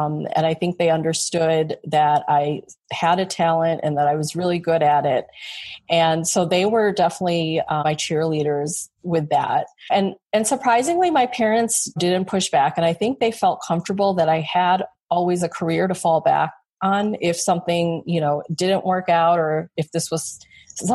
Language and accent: English; Chicago, Illinois, United States; born or raised there